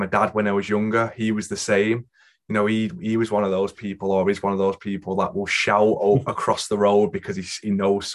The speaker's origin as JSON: {"language": "English", "town": "Manchester", "region": "North West England", "country": "United Kingdom", "tie": "born or raised there", "said": "I grew up in Wythenshawe, went to Bagley Hall Primary School, through to New Hall Green High School"}